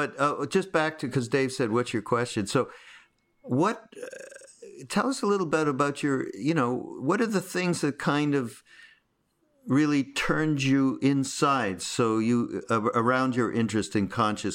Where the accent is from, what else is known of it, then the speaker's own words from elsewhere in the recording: Montreal, Quebec, Canada; I'm from Montreal. You know, it's horrible.